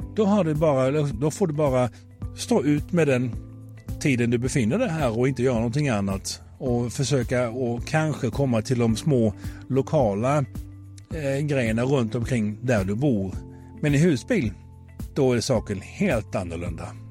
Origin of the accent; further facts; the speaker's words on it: Sweden; vi är så många svenskar